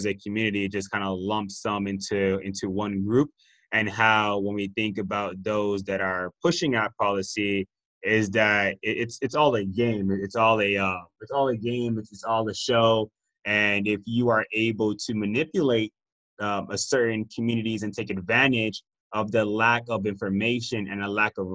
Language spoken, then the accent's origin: English; Miami, Florida, United States; moved away; also born or lived in Austin; I'm from Miami, so I already had a whole bunch of different cultures